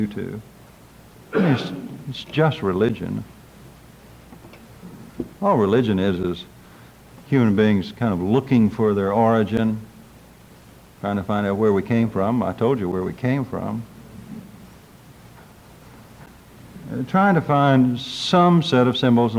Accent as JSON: {"language": "English", "town": "Drumright", "region": "Oklahoma", "country": "United States", "said": "from Drumrite, Oklahoma, and I'm a doctor of divinity."}